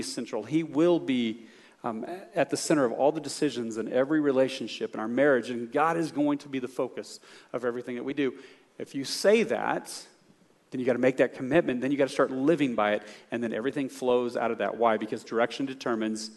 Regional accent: the South, United States; I'm from the South

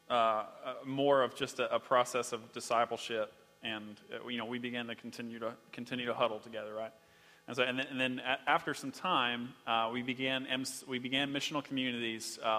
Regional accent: Boston, Massachusetts, United States; moved away as an adult; I'm from Boston.

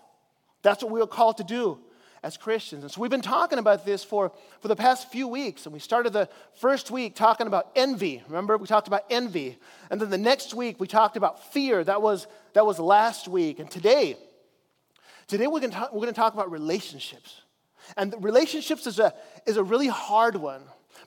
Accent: Chile; because I grew up in Chile as a missionary

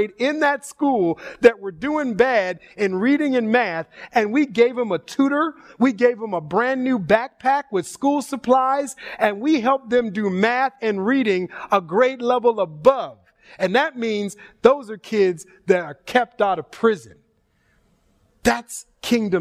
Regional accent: Minneapolis–Saint Paul, Minnesota, United States; moved away as an adult; now in California, United States; I'm born and raised in the Twin Cities of Minnesota

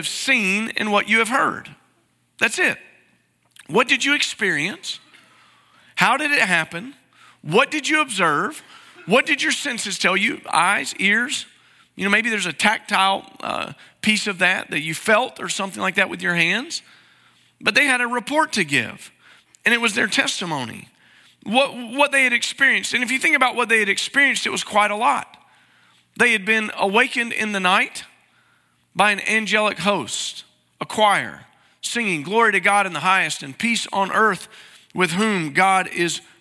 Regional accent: East Tennessee, United States; I grew up in East Tennessee

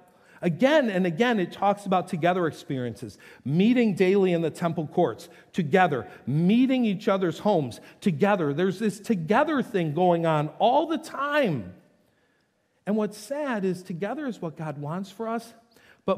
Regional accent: North Tonawanda, New York, United States; moved away; Both those homes growing up in North Tonawanda

